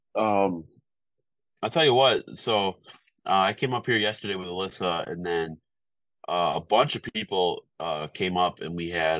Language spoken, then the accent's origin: English; Wisconsin, United States; moved away; I'm from Wisconsin.